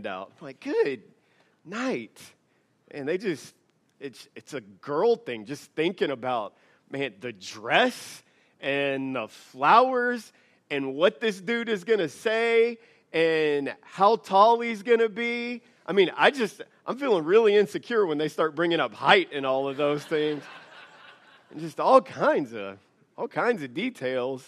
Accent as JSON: {"language": "English", "region": "the South", "country": "United States", "moved": "yes", "lives_now": "Idaho, United States", "said": "I'm from the South"}